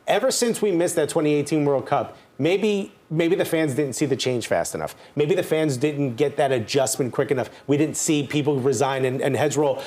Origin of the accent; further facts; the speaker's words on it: United States; English is a second language; I'm born and raised here. I didn't learn English until I was 9 years old